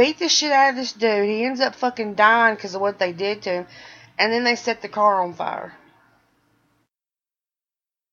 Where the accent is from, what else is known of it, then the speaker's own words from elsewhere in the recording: Birmingham, Alabama, United States; I'm from Birmingham